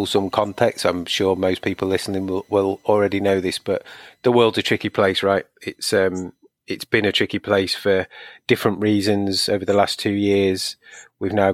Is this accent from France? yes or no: no; United Kingdom; also born or lived in Shrewsbury; being a Brit.